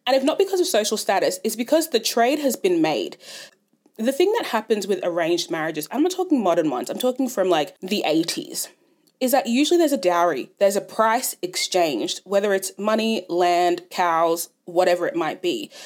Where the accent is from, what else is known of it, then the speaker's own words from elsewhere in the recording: Ghana; now in Australia; I'm Ghanaian